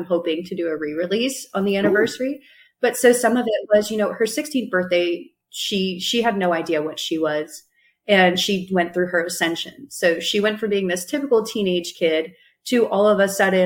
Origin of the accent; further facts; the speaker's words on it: New Hampshire, United States; moved away; also born or lived in North Carolina; the hometown that I grew up in New Hampshire, it's actually a lumber town.